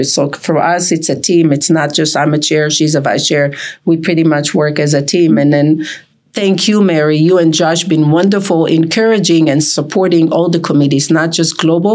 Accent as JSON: {"language": "English", "country": "Israel", "also_born_or_lived": "Turkey (parents)", "moved": "yes", "lives_now": "Las Vegas, United States", "said": "Originally, I'm from Israel."}